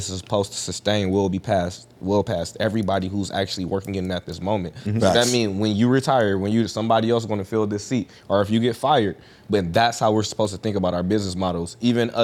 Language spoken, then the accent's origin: English; Detroit, Michigan, United States; moved away as an adult; now in Florida, United States; I'm from Michigan. Like, I'm from Detroit.